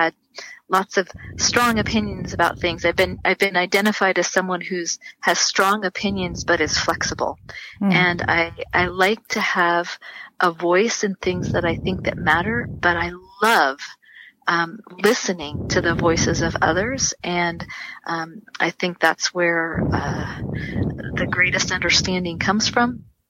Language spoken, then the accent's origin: English; San Diego, California, United States; also born or lived in Riverside / Redlands; I was born in San Diego. I've lived most of my adult life here in my growing up years and adult life, you know, locally, Southern California, Riverside, Redlands